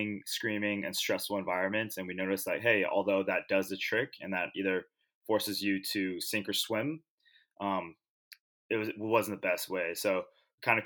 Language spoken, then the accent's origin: English; Long Beach, California, United States; I was born and raised in Long Beach, California